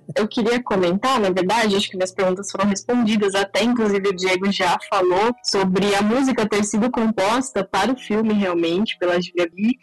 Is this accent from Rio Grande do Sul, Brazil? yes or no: no; São Paulo, Brazil; moved away; Eu moro no interior de São Paulo, mas eu sou paulistana